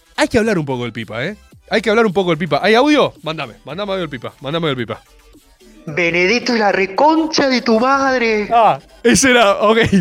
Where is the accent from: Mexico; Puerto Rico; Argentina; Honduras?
Argentina; me crié con Dragon Ball, por supuesto, como cualquier argentino de bien en los 90